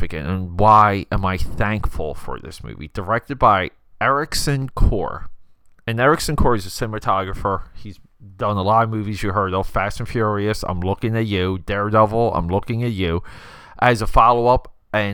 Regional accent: Philadelphia, Pennsylvania, United States; I'm the guy from Philadelphia

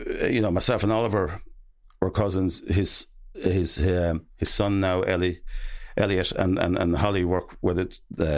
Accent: Gortnahoo, Ireland; I'm from Gortnahoo. Myself and Shane Long are two famous people from Gortnahoo.

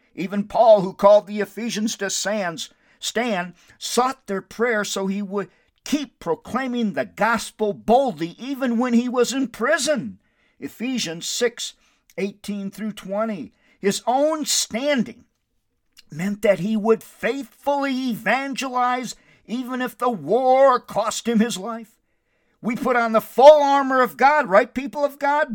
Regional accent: Windom, Minnesota, United States; now in Albuquerque, United States; My hometown is Wyndham, Minnesota, which I love so very much.

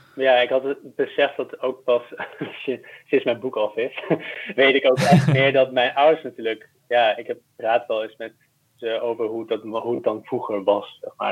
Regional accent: Tilburg, North Brabant, Netherlands; accent: Brabant; moved away as an adult; also born or lived in Middelburg / Hoogerheide; now in Amsterdam, Netherlands; ik ben opgegroeid bij de Belgische grens.

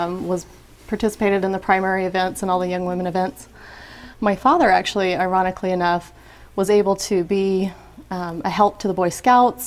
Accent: Provo, Utah, United States; I was born here in Provo. So I'm Utah, and born and raised

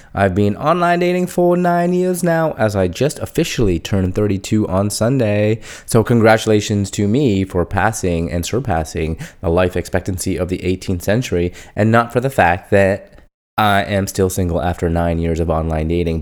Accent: India; moved away; I'd tell them from India

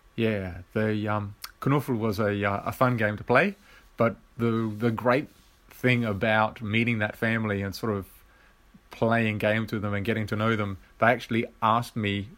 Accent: Australia; being an Aussie

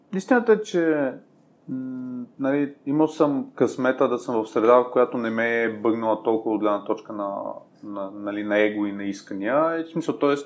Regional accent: Sofia, Sofia City, Bulgaria; съм израснал в Надежда и нали, в Надежда си беше малко гето едно време.

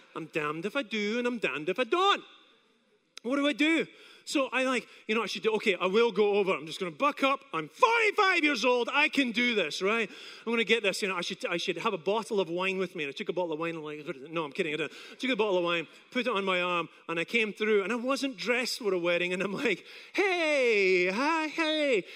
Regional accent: Scotland, United Kingdom; now in Apopka, United States; I come from Scotland

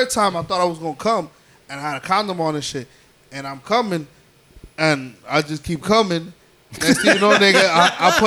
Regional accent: United States; I'm American. I was born here

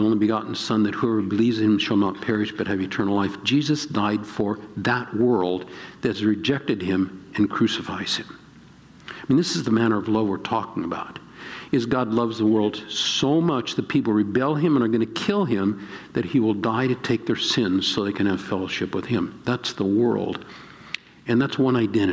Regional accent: Breshears Valley, Ozarks of Missouri, United States; I'm from Breshears Valley, Ozarks of Missouri, five generations.

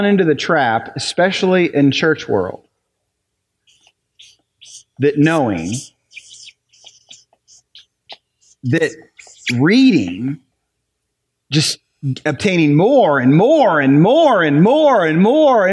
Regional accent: Ohio, United States; now in New Albany, United States; I'm from Ohio

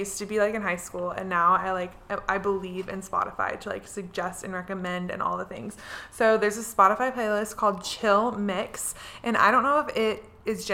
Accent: San Diego, California, United States; I went to high school in San Diego, California.

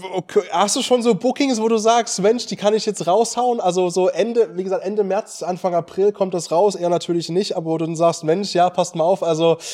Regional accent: East Germany, Germany; bei uns in Ostdeutschland in der Region

